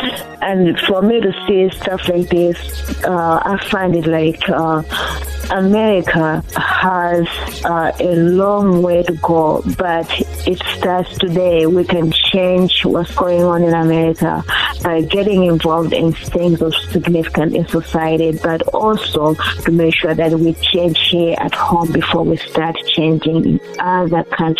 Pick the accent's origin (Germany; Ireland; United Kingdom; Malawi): Malawi; now in Chicago, United States; I'm calling from Chicago, Illinois. I'm actually calling because, I'm originally from Malawi, Southeast Africa.